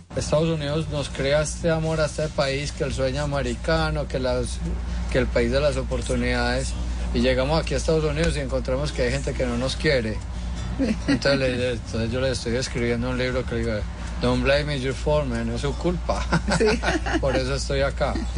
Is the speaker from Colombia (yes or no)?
yes; Colombia; moved away as an adult; also born or lived in Miami / Tennessee; now in United States